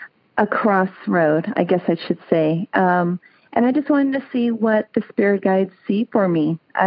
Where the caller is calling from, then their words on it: California, United States; I'm calling from a small town in California called Olivers. It's about 30 minutes north from Sacramento.